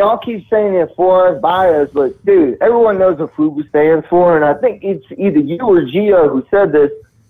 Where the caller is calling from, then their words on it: Texas, United States; I'm calling from Texas